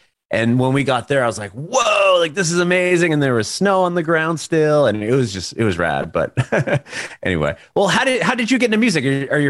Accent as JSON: {"language": "English", "town": "San Diego", "region": "California", "country": "United States", "tie": "born or raised there", "also_born_or_lived": "San Francisco", "said": "I grew up in San Diego in California"}